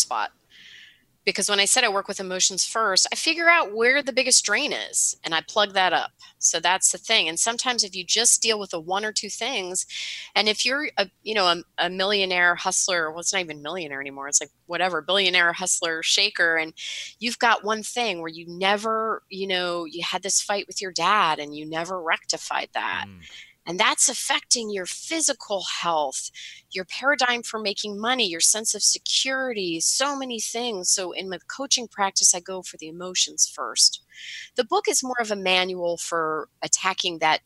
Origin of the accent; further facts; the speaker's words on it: Pittsburgh, Pennsylvania, United States; now in Hoboken, United States; I'm in Hoboken, yeah, but I'm from Pittsburgh originally